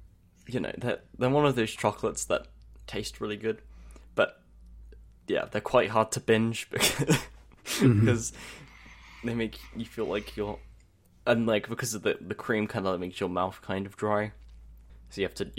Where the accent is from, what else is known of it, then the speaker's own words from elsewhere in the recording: United Kingdom; Or I'm British, so of course I make the … videos as well.